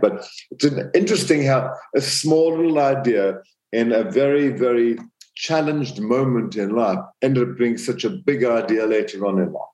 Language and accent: English; Zambia; born or raised there; moved away; also born or lived in South Africa